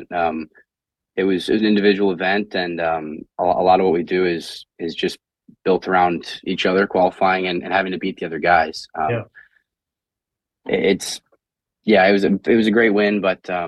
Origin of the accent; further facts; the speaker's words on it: Indiana, United States; growing up in Indiana